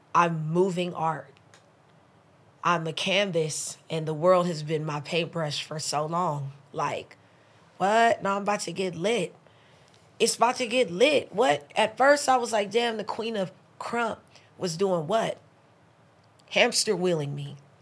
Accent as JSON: {"language": "English", "town": "Los Angeles", "region": "California", "country": "United States", "tie": "born or raised there", "also_born_or_lived": "Belize", "said": "I grew up in the slums. I'm in South Central"}